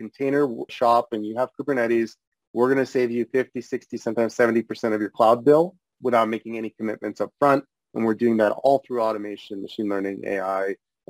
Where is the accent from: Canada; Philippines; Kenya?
Canada; Toronto, Ontario; also born or lived in Odessa, Ukraine / Los Angeles, United States; Toronto is home for us. It's home for my family, and I grew up here in Toronto, and We recently moved back here from Los Angeles during COVID to be closer to our my parents and family